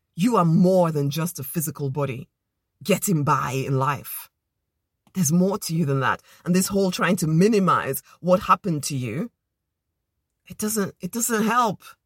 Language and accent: English; Nigeria; now in United Kingdom; as a Nigerian girl